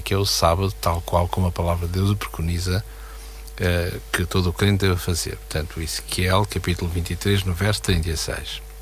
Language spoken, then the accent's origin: Portuguese; Portugal